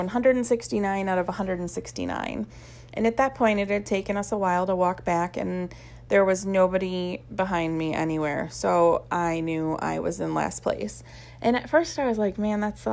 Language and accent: English; Ohio, United States; also born or lived in California; When I moved back to Ohio